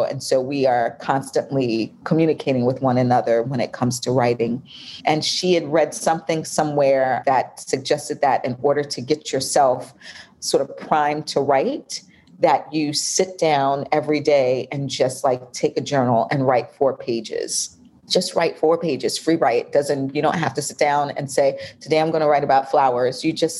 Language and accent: English; New York, United States; now in Atlanta, United States; I'm in Atlanta. Oh, well. But I'm from New York.